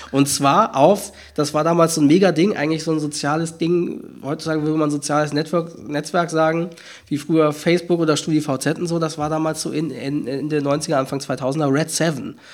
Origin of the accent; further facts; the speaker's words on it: Hamburg area, Schleswig-Holstein, Germany; Ich bin mit damit aufgewachsen in, im Raum Hamburg, Schleswig-Holstein